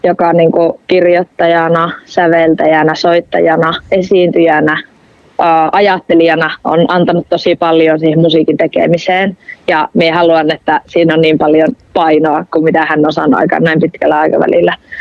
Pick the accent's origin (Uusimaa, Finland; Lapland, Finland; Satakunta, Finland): Lapland, Finland; Rovaniemi; accent: northern; minä oon syntynyt Rovaniemellä ja mä oon myös kasvanut Rovaniemellä